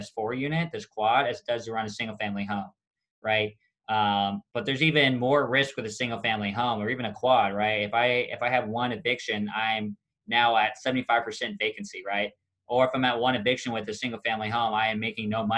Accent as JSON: {"language": "English", "town": "Kansas City", "country": "United States", "moved": "yes", "said": "I'm from Kansas City originally"}